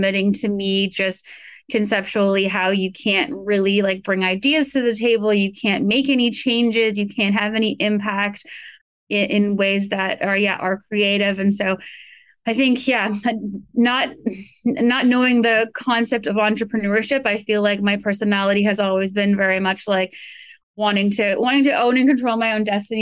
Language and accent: English; Vancouver, British Columbia, Canada; moved away as an adult; also born or lived in New York; now in Los Angeles, United States; I grew up in Vancouver, really kind of outdoorsy upbringing